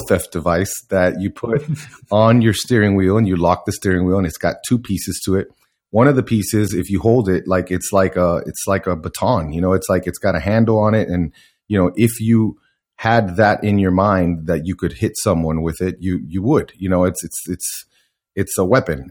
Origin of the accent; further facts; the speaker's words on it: Miami, Florida, United States; I, I grew up in Miami